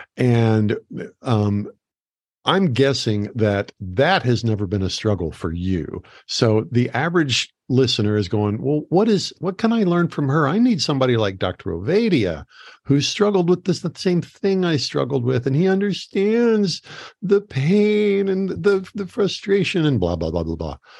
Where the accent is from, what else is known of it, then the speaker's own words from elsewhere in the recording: United States; also born or lived in Phoenix; I was from America